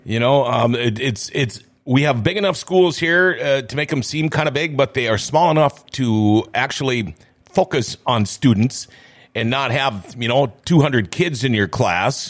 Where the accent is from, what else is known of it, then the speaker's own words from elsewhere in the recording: Thief River Falls, Minnesota, United States; now in Grand Forks, United States; I'm from Thief River Falls. But, and I got out and I ended up coming back